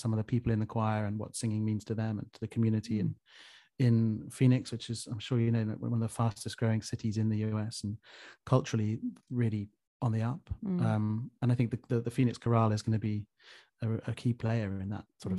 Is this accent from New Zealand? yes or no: no; United Kingdom